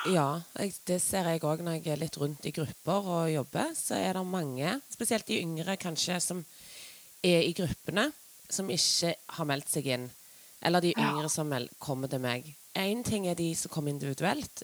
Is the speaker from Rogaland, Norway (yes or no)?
yes; Stavanger, Rogaland, Norway; jeg er jo fra Stavanger